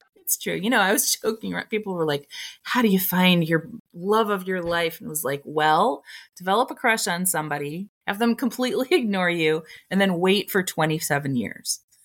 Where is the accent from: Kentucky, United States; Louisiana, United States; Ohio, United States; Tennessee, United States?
Ohio, United States; Toledo; moved away as an adult; also born or lived in Ann Arbor, Michigan; my hometown is 45 minutes away from Ann Arbor. So I, when I lived in Ann Arbor, was going down to Toledo a lot to see my friends from high school.